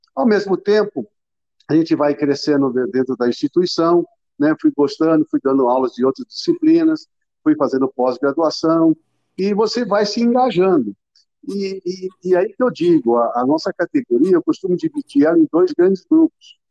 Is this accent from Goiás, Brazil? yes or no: no; Ribeirão Preto, São Paulo, Brazil; eu sou de Ribeirão Preto